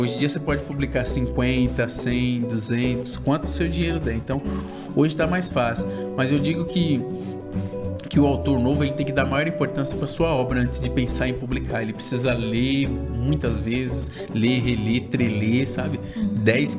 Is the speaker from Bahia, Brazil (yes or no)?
no; São Paulo, Brazil; now in Suzano, Brazil; Eu nasci e fui criado na cidade líder, em Itaquera, zona leste de São Paulo